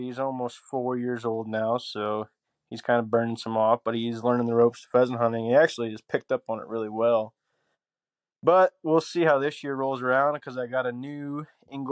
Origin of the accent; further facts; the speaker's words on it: Manchester, Iowa, United States; I'm from Manchester, Iowa